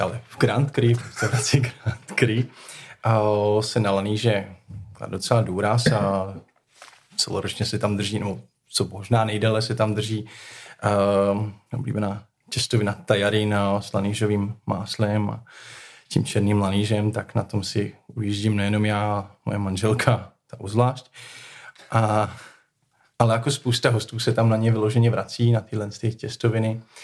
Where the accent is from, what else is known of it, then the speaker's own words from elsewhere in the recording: Most, Ústí nad Labem Region, Czechia; also born or lived in Prague; now in Pečky, Czech Republic; pocházím z Mostu ze severních Čech